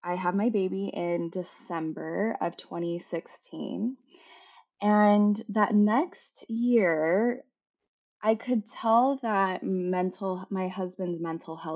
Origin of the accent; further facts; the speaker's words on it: Salt Lake City, Utah, United States; I was born and raised in Salt Lake